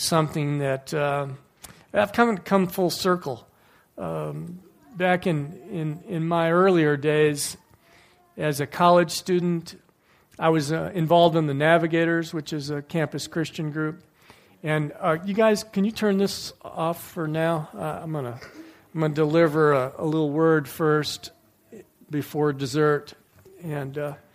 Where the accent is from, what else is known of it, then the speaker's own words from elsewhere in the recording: Livonia, Michigan, United States; growing up in the American Baptist Church when I was in Livonia, Michigan